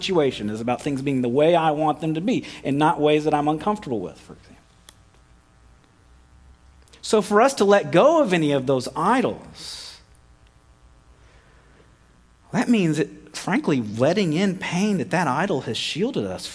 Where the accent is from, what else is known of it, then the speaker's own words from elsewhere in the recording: United States; we're American.